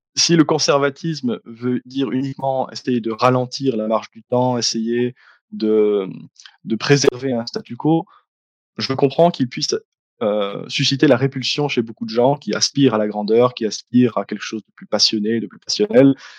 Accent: Liège, Wallonia, Belgium; je suis belge. Je suis originaire de la ville de Liège, dans la région francophone de Belgique

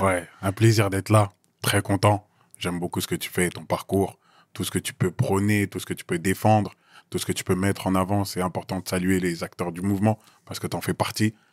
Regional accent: Noisy-le-Grand, Île-de-France, France; résident dans le 9-3 plus précisément Noisy-le-Grand, Pavé Neuf, mhm. là où j'ai grandi

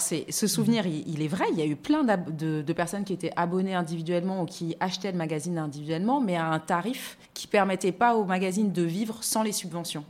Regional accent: France; moved away as an adult; also born or lived in Luxembourg; now in Abidjan, Côte d'Ivoire; Je suis née en France, j'ai grandi en France.

